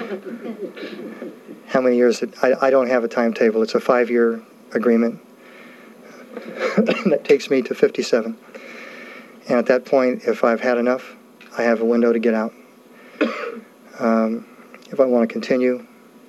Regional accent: California, United States; moved away; I grew up in California

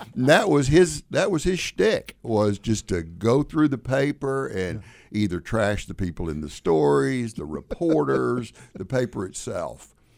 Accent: Deep South, United States; also born or lived in New York; now in Illinois, United States; growing up in the South, particularly in the Deep South, where I did

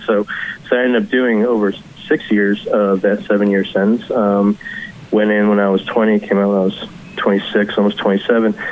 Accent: Kentucky, United States; now in Brooklyn, United States; I grew up in Kentucky

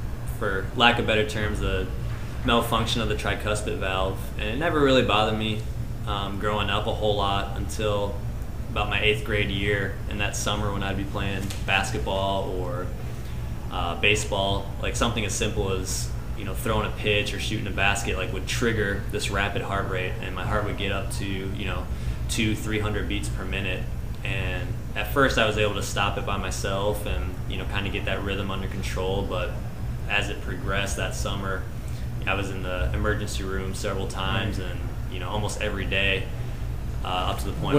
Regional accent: Burlington, Wisconsin, United States; Nope, so I'm originally from Wisconsin, but I was coaching just previously.

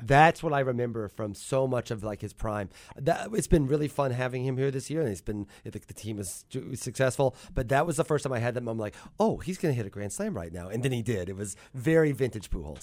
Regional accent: Mattoon, Illinois, United States; moved away as an adult; also born or lived in New York City, United States; now in Athens, Georgia, United States; I grew up in Mattoon

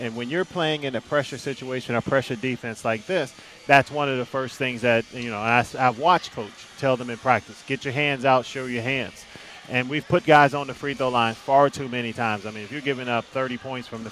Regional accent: Chicago, Illinois, United States; I'm from Chicago

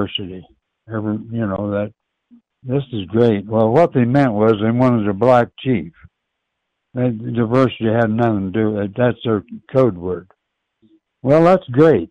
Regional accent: Urbana, Illinois, United States; I'm from Urbana, but Champaign-Urbana, as I've said before, is one town.

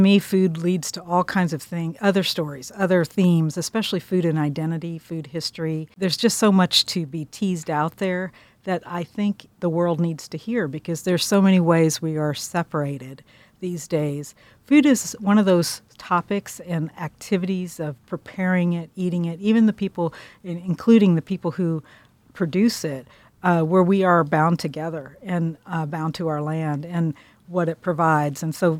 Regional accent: Pittsburgh, Kansas, United States; I'm from Pittsburgh, Kansas. I came to Columbia for the journalism school in 1980.

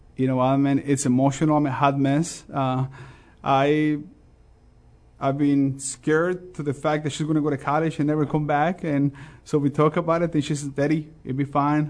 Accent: Mexico; English is a second language; also born or lived in Chicago / Champaign-Urbana; now in United States; I'm always proud of my ethnic background, the fact that I was born in Mexico

